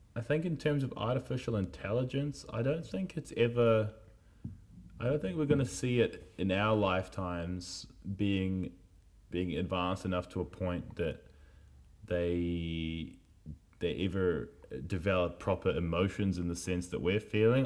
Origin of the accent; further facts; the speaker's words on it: Wellington, New Zealand; moved away; Growing up in Miramar, Miramar was a place over in little old Wellington in Aotearoa, across the ocean.